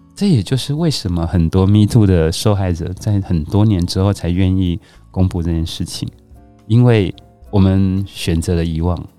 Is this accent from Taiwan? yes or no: yes; Taiwan; 我觉得我们台湾人都对于很多事情保持着更开放的心态